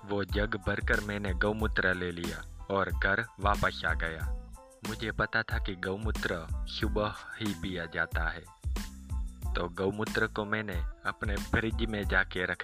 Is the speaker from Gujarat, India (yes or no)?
yes; Gujarat, India; गुजरात का रहने वाला हूँ